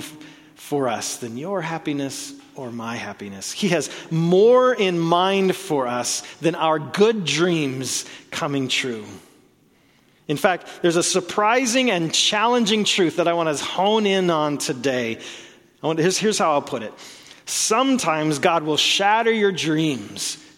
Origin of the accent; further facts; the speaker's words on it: Oklahoma, United States; I was born in Oklahoma